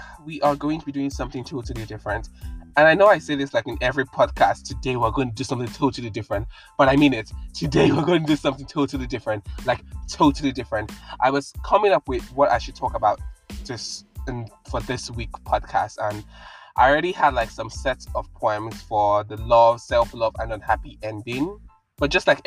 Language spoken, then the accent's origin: English; Nigeria; I'm from Nigeria